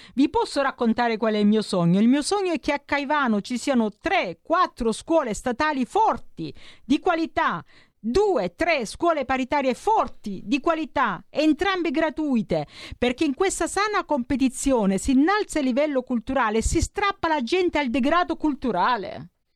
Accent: Nardò, Apulia, Italy; moved away as an adult; also born or lived in Milan; sono pugliese, ho frequentato le mie scuole a Nardò

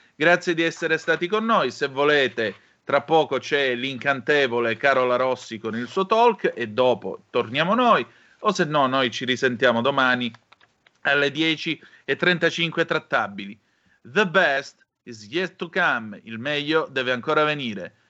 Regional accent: Calabria, Italy; dalle mie parti in Calabria

